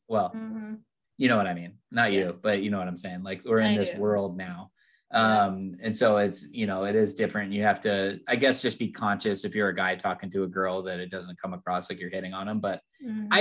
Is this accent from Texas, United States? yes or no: no; California, United States; I'm from California.